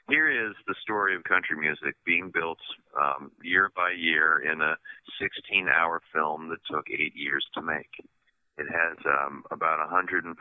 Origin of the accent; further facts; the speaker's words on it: Shenandoah Valley, Virginia, United States; I grew up in the Shenandoah Valley